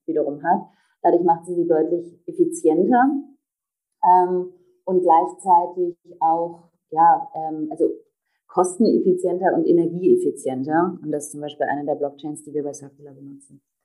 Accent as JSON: {"language": "German", "region": "Berlin", "country": "Germany", "tie": "born or raised there", "said": "bin ähm, gebürtige Berlinerin"}